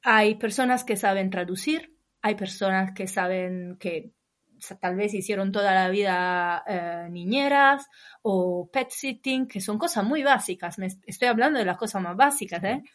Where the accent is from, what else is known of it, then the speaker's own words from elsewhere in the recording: Imola, Emilia-Romagna, Italy; Spanish is a second language; moved away as an adult; also born or lived in London / Spain / Bologna; Yo soy del norte de Italia, de un pueblo se llama Imola